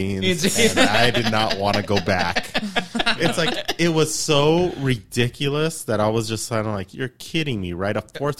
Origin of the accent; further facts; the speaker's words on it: Los Angeles, California, United States; where I grew up in East LA?